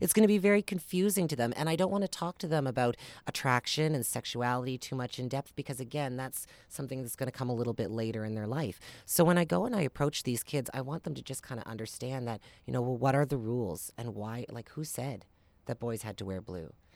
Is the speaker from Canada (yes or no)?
yes; Amherst, Nova Scotia, Canada; I grew up in Amherst, Nova Scotia, not too far away